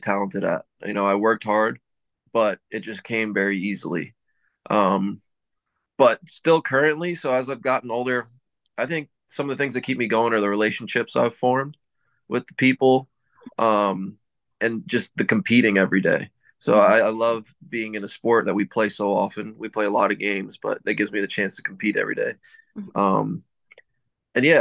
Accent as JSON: {"language": "English", "region": "Pennsylvania", "country": "United States", "tie": "born or raised there", "also_born_or_lived": "Fort Lauderdale, Florida", "said": "moved at a young age to Pennsylvania. Grew up here my whole life until I went to college"}